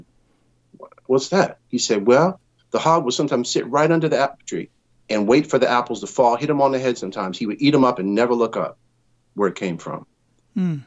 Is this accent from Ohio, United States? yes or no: no; Connecticut, United States; moved away as an adult; also born or lived in New York; now in Southern California, United States; as a kid growing up in Connecticut, I moved from there to New York when I was 18